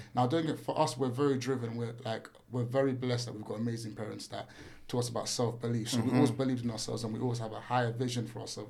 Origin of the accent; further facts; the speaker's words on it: London, United Kingdom; we grew up in East London.